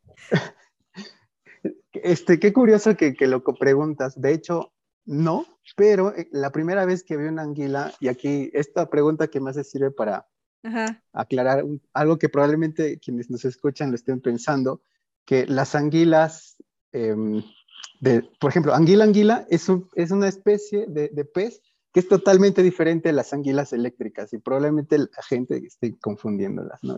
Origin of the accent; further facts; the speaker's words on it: Peru; soy peruano